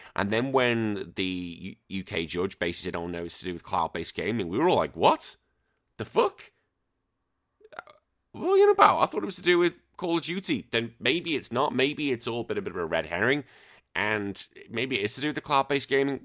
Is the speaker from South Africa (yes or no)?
no; Wallasey, North West England, United Kingdom; I grew up in a little place called the Wirral. My hometown is called Wallasey